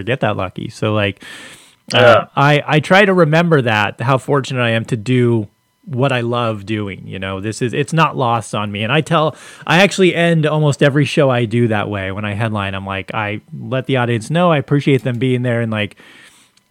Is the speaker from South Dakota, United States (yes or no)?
no; Long Beach, California, United States; also born or lived in Costa Mesa; I grew up in Long Beach